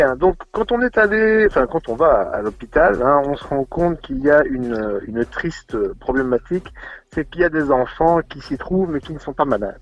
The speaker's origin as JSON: {"language": "French", "town": "Charleroi", "region": "Wallonia", "country": "Belgium", "tie": "born or raised there", "said": "Charleroi, pour moi, c'est mon pays. Hein. C'est là où j'ai grandi"}